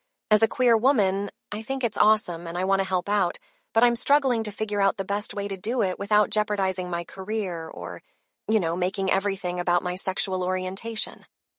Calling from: Austin, Texas, United States

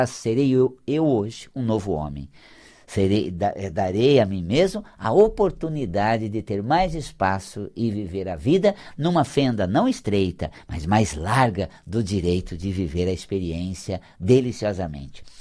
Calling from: São Paulo, Brazil; aqui de São Paulo. Aqui da nossa é capital mesmo.

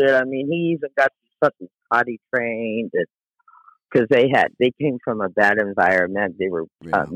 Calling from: Yuma, Arizona, United States; I'm calling from Yuma, Arizona.

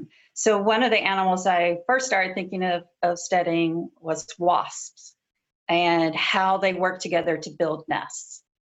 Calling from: Washington, District of Columbia, United States; Washington, D.C., where actually the sun just came out, so I'm very happy.

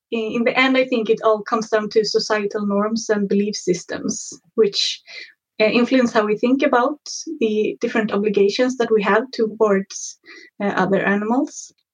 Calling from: Mullhyttan, Örebro County, Sweden; I'm calling from Mullhyttan, which is about half an hour outside of Örebro.

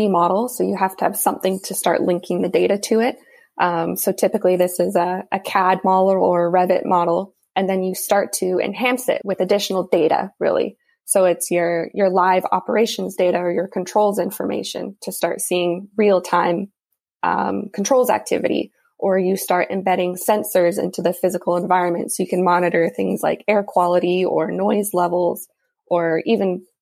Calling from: Vancouver, British Columbia, Canada; I'm joining you from Vancouver, BC, in Canada.

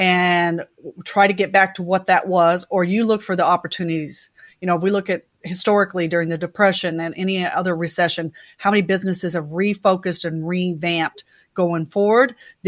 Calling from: Oklahoma City, Oklahoma, United States; I am in my home office that we call my lair. And this is where I control the world from in Oklahoma City.

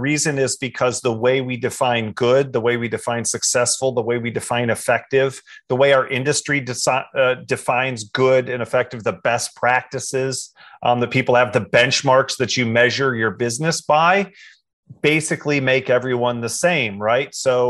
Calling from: Goldsboro, North Carolina, United States; Here I am in Goldsboro, North Carolina, just about an hour east of Raleigh.

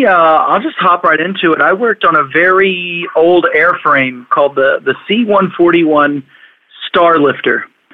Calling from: Austin, Texas, United States; also born or lived in Philadelphia / Orlando; I'm from Austin, Texas.

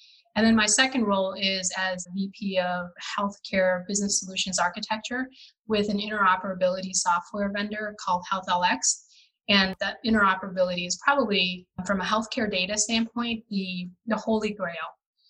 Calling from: Illinois, United States; I am currently reporting out of a suburb of Chicago.

